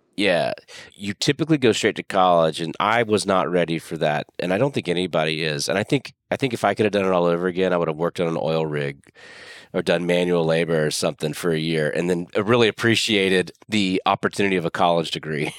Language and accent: English; Pensacola, Florida, United States; moved away as an adult; also born or lived in Austin, Texas / New York / Dallas, Texas; I live in my hometown